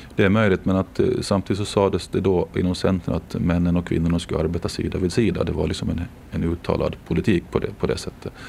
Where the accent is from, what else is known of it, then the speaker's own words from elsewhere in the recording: Jomala, Åland Islands; now in Mariehamn, Åland; jag är ju född och uppvuxen i Jomala